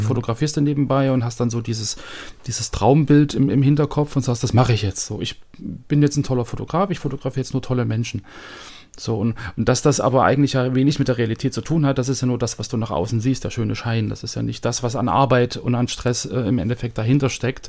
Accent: Germany; als Deutscher

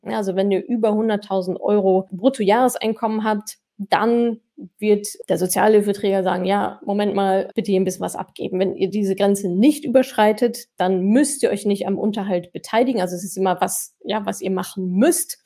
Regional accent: Canada; German is a second language; moved away; Ich komme ursprünglich aus Kanada

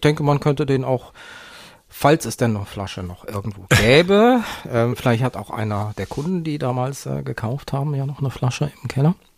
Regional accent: Bergisches Land, North Rhine-Westphalia, Germany; im Bergischen Land, wo ich aufgewachsen bin

